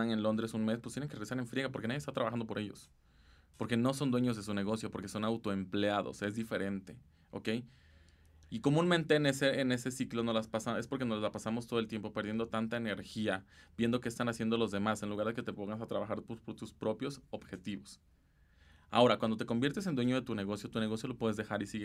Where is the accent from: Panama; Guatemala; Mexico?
Mexico